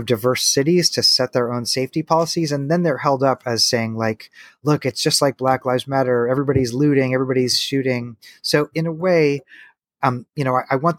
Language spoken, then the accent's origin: English; Missouri, United States; now in Tennessee, United States; I come from Missouri. It's not like guns are super foreign to me. I live in Tennessee